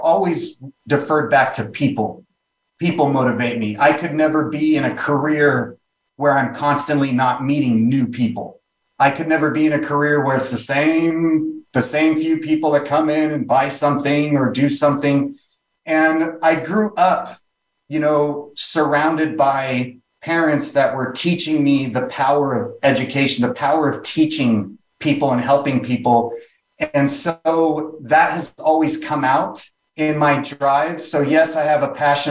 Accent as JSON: {"language": "English", "town": "Ventura", "region": "California", "country": "United States", "tie": "born or raised there", "also_born_or_lived": "Beverly Hills / Van Nuys / Los Angeles", "said": "Born in Beverly Hills, but most of my life, I grew up in a little beach town north of Malibu, south of Santa Barbara, called Ventura Beach."}